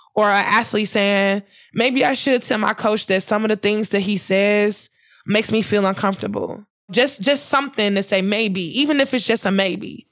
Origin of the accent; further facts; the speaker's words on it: Ferguson, Missouri, United States; Ferguson, my hometown, my streets